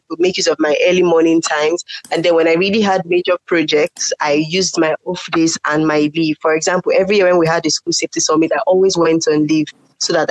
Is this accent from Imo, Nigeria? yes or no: no; Lagos, Nigeria; also born or lived in Kano / Uyo, Akwa Ibom State; my family had to relocate to Lagos because all the children were really small. So my parents had to bring us down here.